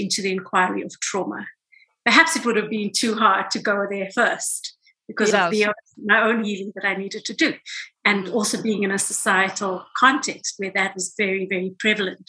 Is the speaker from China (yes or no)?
no; South Africa; I grew up in South Africa as a brown woman during apartheid South Africa